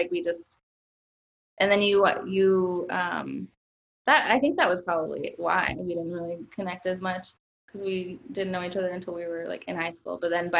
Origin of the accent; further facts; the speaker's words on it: Atlanta, Georgia, United States; also born or lived in Miami, Florida; My family is from Peru, but I was born in Florida, and I moved to Atlanta when I was about 3.